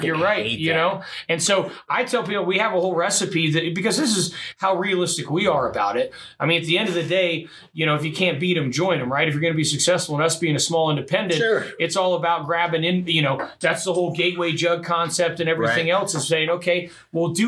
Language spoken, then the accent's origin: English; Midwest, United States; moved away; I'm from the Midwest